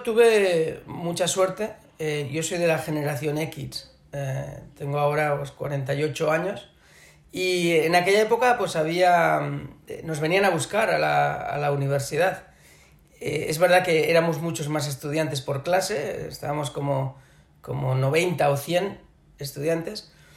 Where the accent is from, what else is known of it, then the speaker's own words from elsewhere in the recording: Barcelona, Catalonia, Spain; moved away as an adult; also born or lived in Shanghai, China; catalán, obviamente porque soy de Barcelona